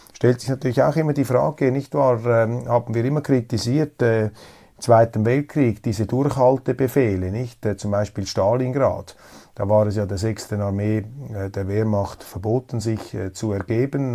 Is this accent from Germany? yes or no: no; Switzerland; als Neutraler, als Schweizer